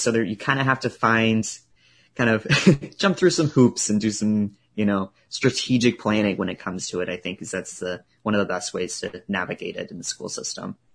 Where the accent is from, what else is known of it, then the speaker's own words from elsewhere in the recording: Truro, Nova Scotia, Canada; also born or lived in Halifax; I grew up in Truro